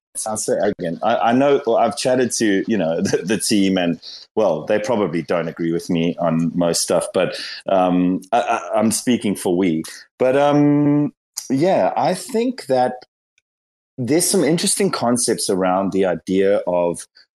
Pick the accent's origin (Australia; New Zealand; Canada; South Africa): South Africa; I'm from South Africa, and like I think we probably aligned to this.